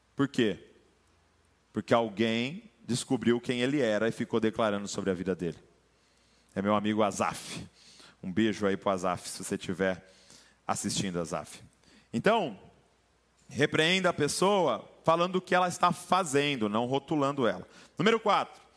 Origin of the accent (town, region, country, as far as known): Brazil